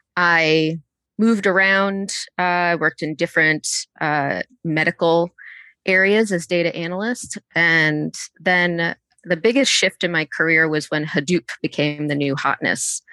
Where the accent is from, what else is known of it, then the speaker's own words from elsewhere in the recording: Connecticut, United States; also born or lived in Boston, Massachusetts; now in Atlanta, United States; I'm originally from Boston, um, and grew up in Connecticut.